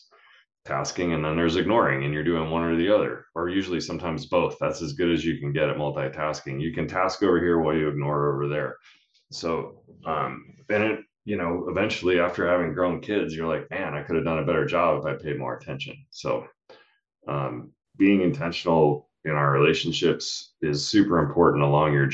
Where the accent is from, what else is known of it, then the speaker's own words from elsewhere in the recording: Utah, United States; we're from Utah